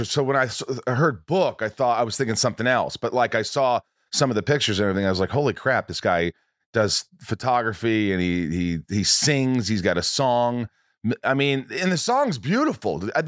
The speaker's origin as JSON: {"language": "English", "town": "Los Angeles", "region": "California", "country": "United States", "tie": "born or raised there", "said": "I grew up in in Hollywood."}